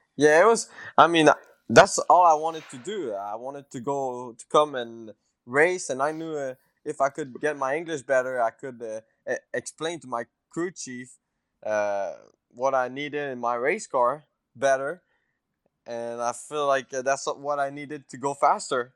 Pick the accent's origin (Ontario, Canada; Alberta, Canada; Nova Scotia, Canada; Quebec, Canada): Quebec, Canada; English is a second language; moved away as an adult; now in Mooresville, United States; me from Quebec